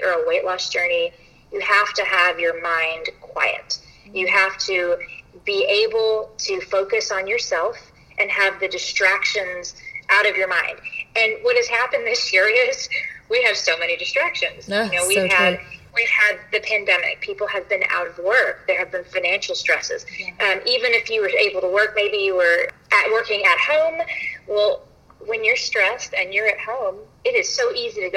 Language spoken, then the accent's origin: English; Louisville, Kentucky, United States; moved away as an adult; also born or lived in Paducah, Kentucky; now in Lexington, United States; I am originally from Louisville, and my parents still live there